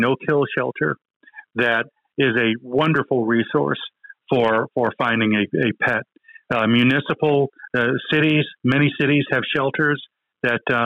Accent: Texas, United States; I am a Texan. I will always be a Texan. I will live the rest of my life right here in the wonderful Lone Star State.

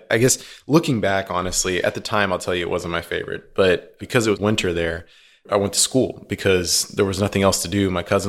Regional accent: Houston, Texas, United States; also born or lived in Argentina; So I was born in Houston.

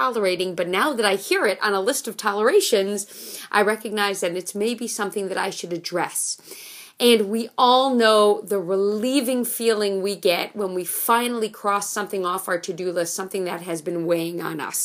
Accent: New York City, New York, United States; I grew up in Manhattan. I grew up on the corner of 79th Street and York Avenue

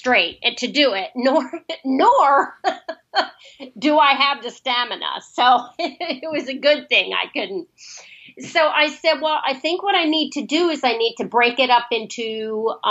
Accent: Lancaster, Pennsylvania, United States; moved away as an adult; also born or lived in Washington, D.C. / Europe; now in San Diego, United States; I grew up back on the East Coast in a town about 60 miles outside of Philadelphia called Lancaster, Pennsylvania

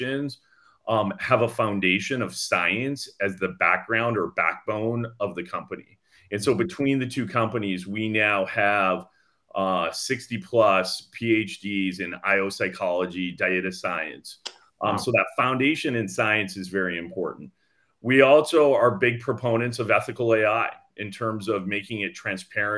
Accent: Canada; moved away as an adult; now in Los Gatos, United States; I'm actually born and raised in Canada, and I moved to the Bay Area in 2005.

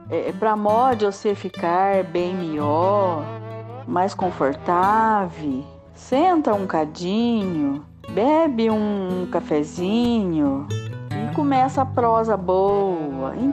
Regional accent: Minas Gerais, Brazil; Sou mineira e não nego minhas raízes.

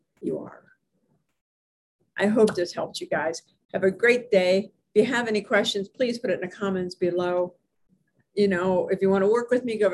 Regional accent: Hermitage, Pennsylvania, United States; in Hermitage, Pennsylvania, my hometown

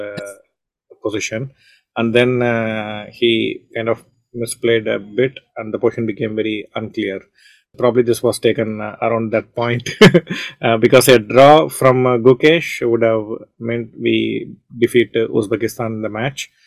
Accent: Chennai, Tamil Nadu, India; hosting it from Chennai, where I was born and brought up, my hometown

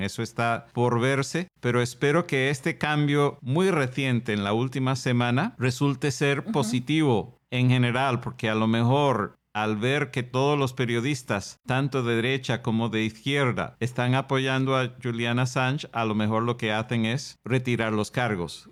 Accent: United States; Spanish is a second language; Yo soy estadounidense, soy nacido y criado en los Estados Unidos

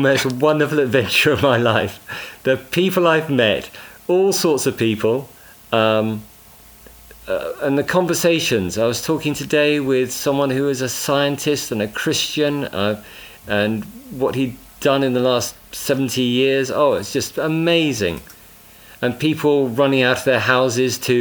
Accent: Bishop's Castle, West Midlands, United Kingdom; South Shropshire, Bishop's Castle, let's get my hometown in there

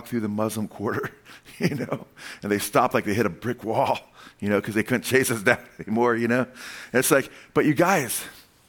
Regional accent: United States; I'm a Gentile. I'm the Goyim. I came from the United States

